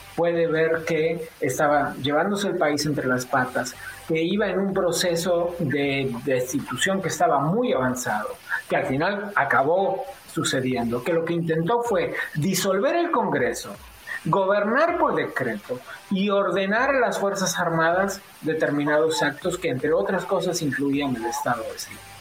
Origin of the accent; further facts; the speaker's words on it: Argentina; also born or lived in Madrid; now in Mexico; yo nací en Argentina